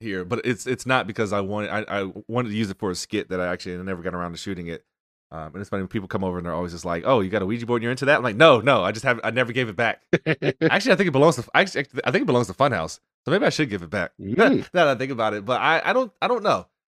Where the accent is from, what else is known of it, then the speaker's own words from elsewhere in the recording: North Carolina, United States; Not sure how I escaped childhood obesity growing up in North Carolina, but I somehow did.